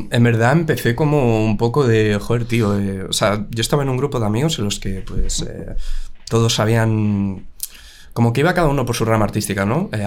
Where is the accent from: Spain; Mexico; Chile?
Spain; Madrid, Community of Madrid; also born or lived in Valladolid province (village); y después más o menos cinco años, tal, pues me vine a la gran ciudad de Madrid. Sí, y, y, de ahí, vamos, básicamente. De ahí, Madrid todo el rato.